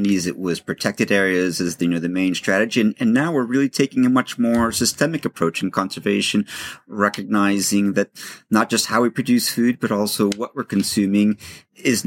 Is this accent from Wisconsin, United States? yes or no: no; Los Angeles, California, United States; I grew up in Los Angeles